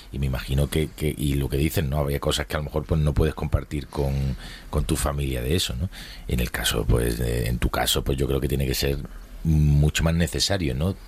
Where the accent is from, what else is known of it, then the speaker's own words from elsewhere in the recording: Málaga, Andalusia, Spain; now in Madrid, Spain; yo me fui de mi ciudad de origen, eh, pues, ha sido muy necesario en, mi vida en Madrid, si no, me, habría, me habría dado algo chungo, me habría vuelto a Málaga